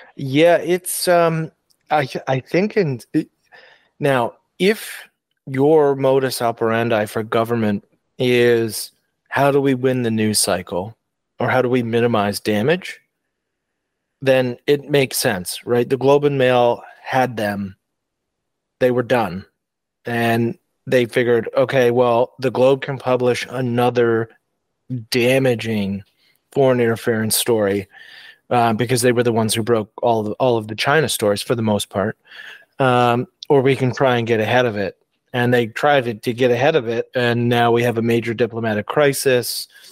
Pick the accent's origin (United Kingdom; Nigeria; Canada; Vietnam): Canada